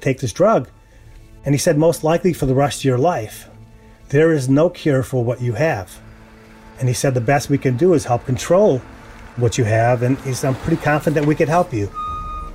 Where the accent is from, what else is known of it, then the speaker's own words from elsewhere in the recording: United States; As an American